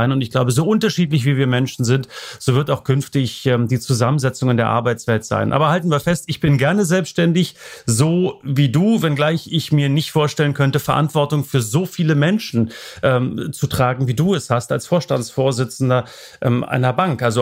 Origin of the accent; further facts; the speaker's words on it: Germany; man ist äh, zu DDR-Zeiten schon zu einer gewissen Unselbstständigkeit erzogen worden.